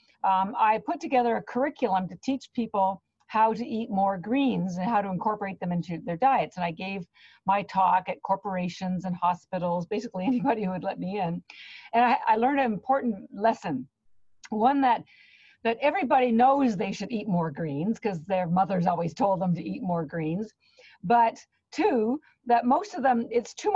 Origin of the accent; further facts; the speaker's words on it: Canada; now in Boston, United States; I live in Boston, Massachusetts, but I am Canadian, and my family's still on Canada